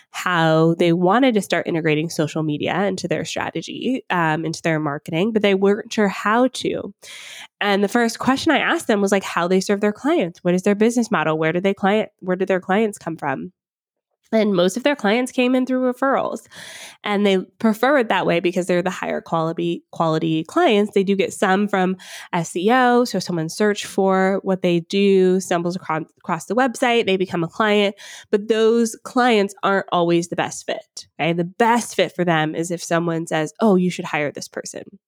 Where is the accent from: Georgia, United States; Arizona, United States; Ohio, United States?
Georgia, United States; Atlanta; now in Ontario, Canada; I grew up in Atlanta, Georgia